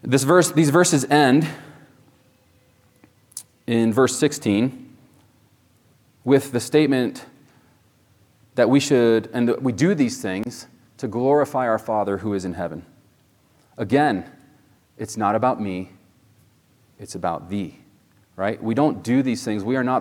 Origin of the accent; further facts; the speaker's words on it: Spain; I was born in Spain. My parents were missionaries there, and we'd go out to the plaza, in Spain there